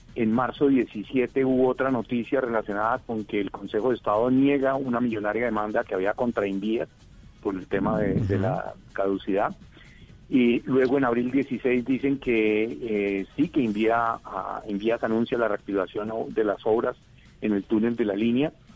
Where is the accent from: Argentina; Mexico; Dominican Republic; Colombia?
Colombia